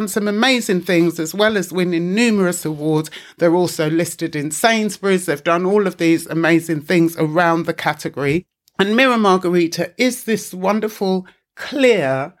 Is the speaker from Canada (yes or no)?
no; London, United Kingdom; we grew up in East London, where you knew where you were